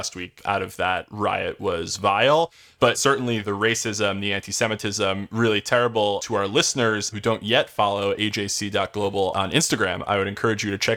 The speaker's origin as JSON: {"language": "English", "region": "New Jersey", "country": "United States", "tie": "born or raised there", "moved": "yes", "lives_now": "New York, United States", "said": "I live in New York now, but I grew up in New Jersey"}